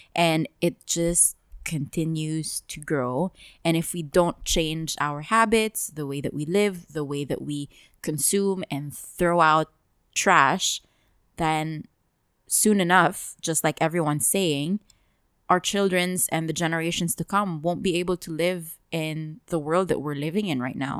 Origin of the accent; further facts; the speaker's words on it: Dubai, United Arab Emirates; we've lived here our entire lives